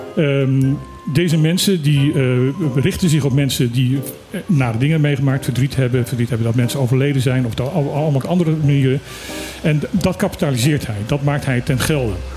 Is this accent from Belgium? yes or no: no; Suriname; now in Bonaire; ik heb mijn jeugd in Suriname gewoond